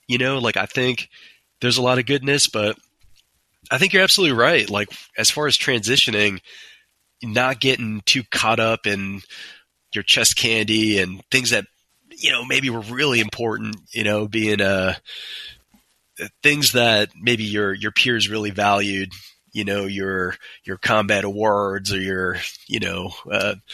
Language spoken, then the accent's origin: English; New York City, New York, United States; I grew up in Queens, New York.